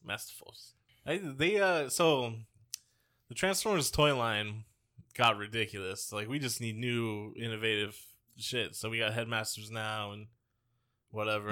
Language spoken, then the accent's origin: English; Bay Area, California, United States; we grew up in the Bay Area